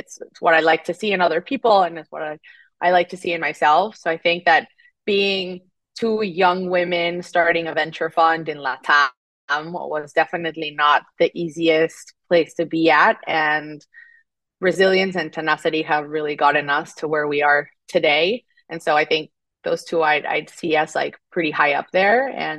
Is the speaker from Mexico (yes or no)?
yes; Mexico City, Mexico; English is a second language; moved away as an adult; now in United States; But I'm originally from Mexico City, and I was born and raised there, came to the U.S. for college 10 years ago